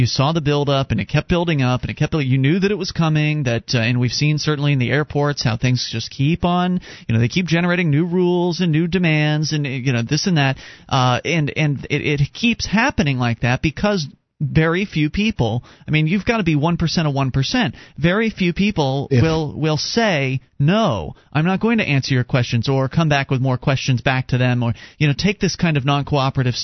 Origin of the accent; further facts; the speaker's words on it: Florida, United States; moved away as an adult; also born or lived in Sarasota, Florida; now in New Hampshire, United States; I'm a Florida native